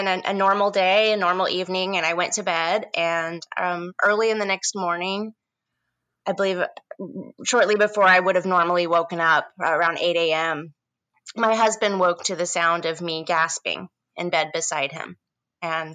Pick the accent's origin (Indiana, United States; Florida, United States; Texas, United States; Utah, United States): Indiana, United States; moved away as an adult; also born or lived in Bloomington, Indiana; now in San Francisco, United States; I'm originally from the Midwest in the state of Indiana